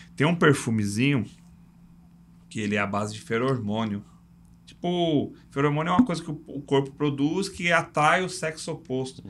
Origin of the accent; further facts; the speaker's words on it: São Paulo, Brazil; eu cresci num bairro lá em São Paulo que é Parque Fernanda